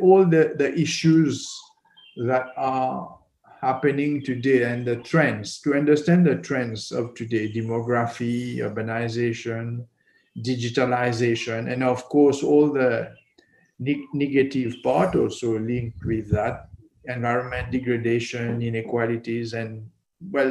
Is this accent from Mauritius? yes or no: yes; Mauritius; I'm a Mauritian architect. I was born in Mauritius.